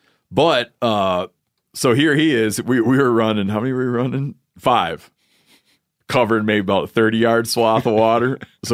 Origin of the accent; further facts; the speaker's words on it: Michigan, United States; Oh, and Yanni did, in my home state, in his home state, Yanni did the fishing trip that elicits eye rolls from many people, which is when a thing happens in Michigan where you get the hex hatch